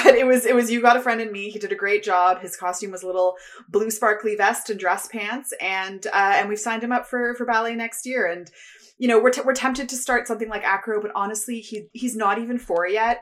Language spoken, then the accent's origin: English; Toronto, Ontario, Canada; I grew up in the East End of Toronto